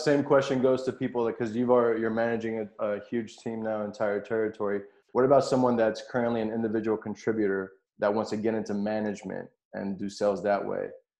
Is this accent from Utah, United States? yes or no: no; San Francisco, California, United States; growing up in San Francisco, I'm clearly blessed working in the tech industry